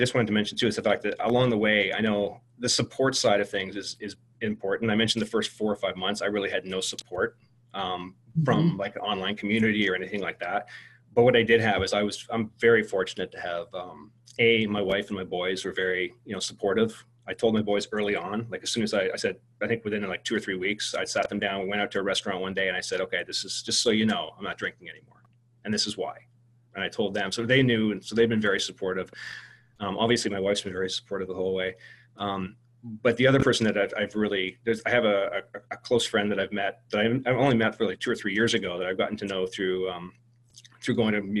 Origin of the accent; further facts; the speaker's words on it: Canada; me being a Canadian, transplanted Canadian, but a Canadian living in Canada